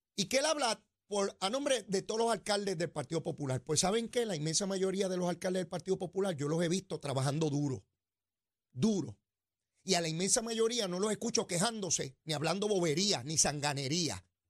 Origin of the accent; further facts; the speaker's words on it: Puerto Rico; como buenos puertorriqueños